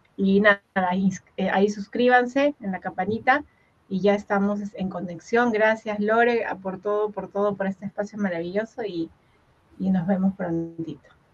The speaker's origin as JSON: {"language": "Spanish", "town": "Huaral", "region": "Lima", "country": "Peru", "tie": "born or raised there", "said": "en Guaral, que es donde yo nací"}